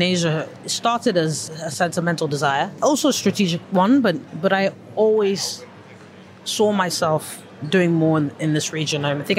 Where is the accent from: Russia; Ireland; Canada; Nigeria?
Nigeria; I grew up in a French school most of my life, so I'm a bit of an anomaly, because I'm a Nigerian, an Anglophone, African, West African who speaks French.